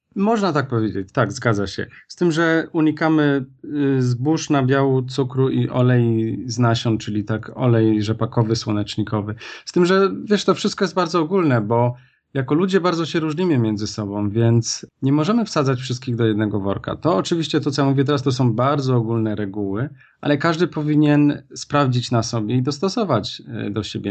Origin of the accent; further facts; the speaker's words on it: Kraków, Lesser Poland, Poland; pochodzę z Krakowa